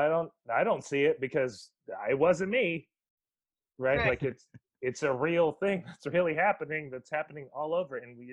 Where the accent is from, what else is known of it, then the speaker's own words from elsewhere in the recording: Guam; However, I'm from Guam, and that's a property that is, or I call it property because it is now, but that's a recent acquisition for America.